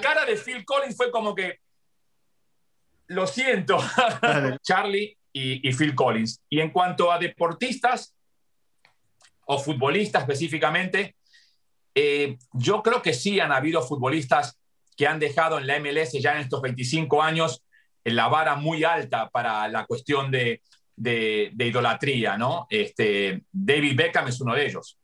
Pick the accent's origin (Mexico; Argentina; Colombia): Argentina; moved away as an adult; now in United States; nací en Argentina y, viví 20 años allá y 40 acá